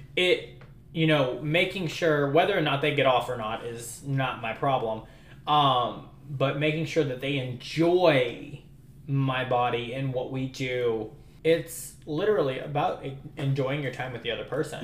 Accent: New Orleans, Louisiana, United States; moved away; I'm originally from New Orleans

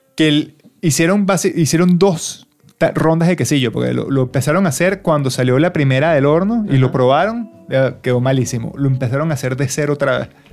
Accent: Venezuela; now in Australia; somos los venezolanos

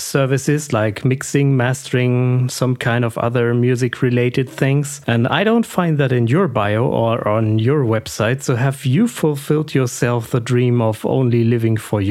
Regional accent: Germany; I grew up in Germany in the 80s

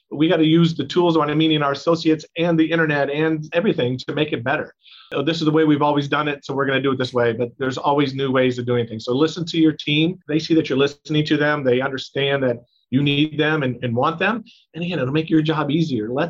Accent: Cleveland, Ohio, United States; I grew up in Cleveland well. in the '80s, so I remember the Cardiac Kids and then Bernie Kosar and all that.

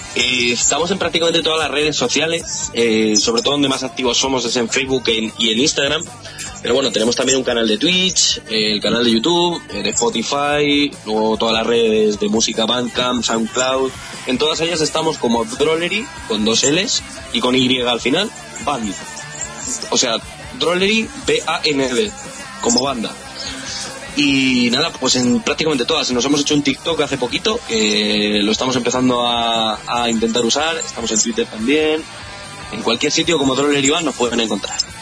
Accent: Albacete, Castilla-La Mancha, Spain; de la tierra de la que somos, de Albacete

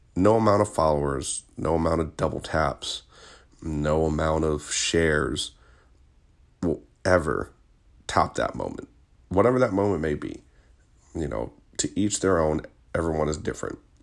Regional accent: Richmond, Virginia, United States; I'm from Virginia, born and raised

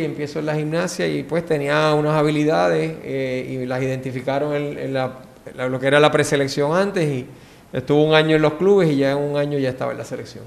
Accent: San Juan, Puerto Rico; Pues yo nací en Puerto Rico, en San Juan, este, y me crié en San Juan también

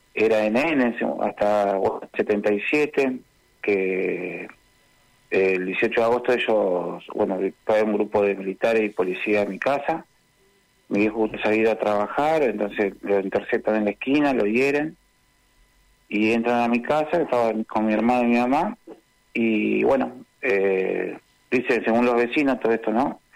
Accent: Rosario, Santa Fe, Argentina; yo nací en el Hospital Provincial de Rosario

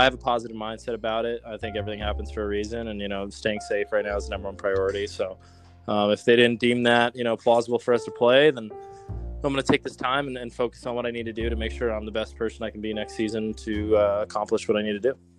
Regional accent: Los Angeles, California, United States; I grew up in Los Angeles

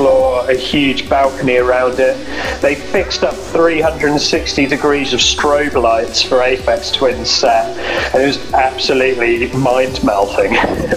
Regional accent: Devon, South West England, United Kingdom; moved away as an adult; also born or lived in Falmouth, Cornwall; So after I grew up in Devon, I went down to university in Cornwall, to Falmouth

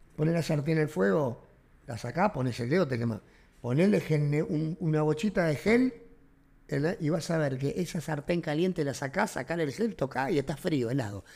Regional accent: Argentina; somos bien argentinos

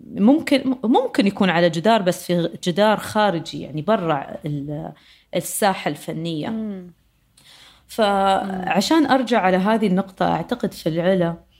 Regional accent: United Arab Emirates; عندنا إحنا بر، آه، المرموم في دبي

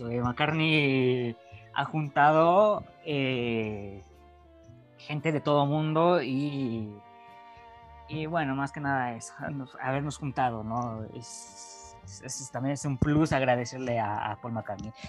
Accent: Mexico; México, que bueno, yo soy de México, Chuyino también es de México

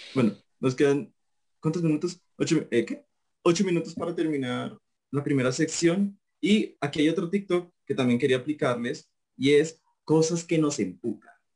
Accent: Facatativá, Cundinamarca, Colombia; yo soy de Facultativa

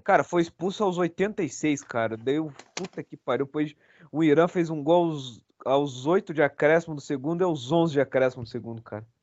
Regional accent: Brazil; eu sou brasileiro

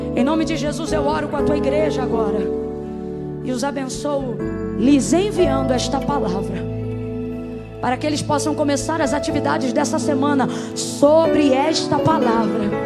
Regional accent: Rio de Janeiro, Brazil; eu sou do Rio.

